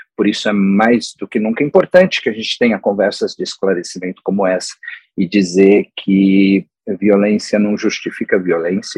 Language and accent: Portuguese; São Paulo, Brazil; now in United States; em São Paulo, de onde eu venho